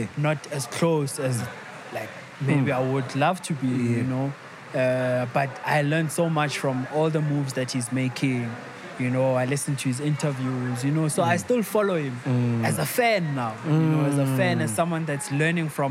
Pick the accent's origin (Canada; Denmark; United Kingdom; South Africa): South Africa; Tembisa, Gauteng; I'm from Tembisa